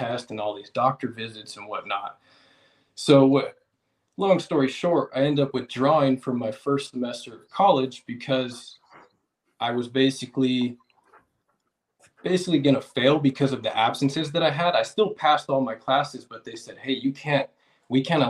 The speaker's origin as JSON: {"language": "English", "town": "Vacaville", "region": "California", "country": "United States", "said": "I'm from Vacaville, California"}